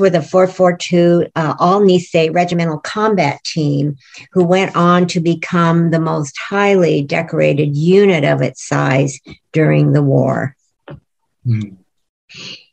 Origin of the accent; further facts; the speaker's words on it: United States; I am an American